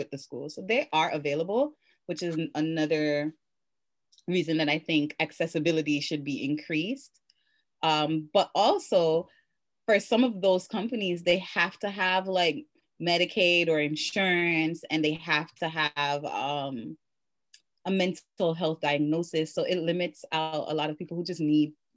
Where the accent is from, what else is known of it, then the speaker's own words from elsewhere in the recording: Jamaica; I'm Jamaican